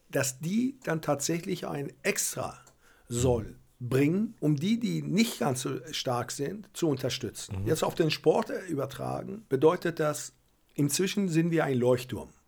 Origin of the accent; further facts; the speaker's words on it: Berlin, Germany; Aber wir als Berliner, und ich versuche das auch und unser Verein tut das, dass wir nicht nur immer an uns denken, sondern ein bisschen größer denken.